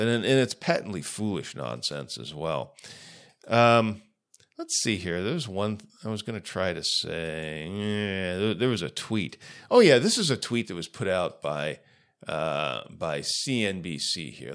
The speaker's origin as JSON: {"language": "English", "region": "Ohio", "country": "United States", "said": "I'm from Ohio"}